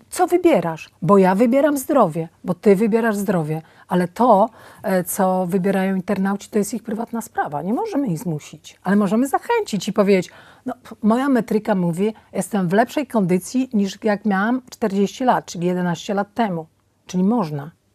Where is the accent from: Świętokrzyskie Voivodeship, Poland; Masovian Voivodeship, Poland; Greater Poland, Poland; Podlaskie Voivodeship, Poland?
Podlaskie Voivodeship, Poland; Podlasie village; moved away; also born or lived in Warsaw; Ja się urodziłam na fantastycznej podlaskiej wsi, w pełni zdrowa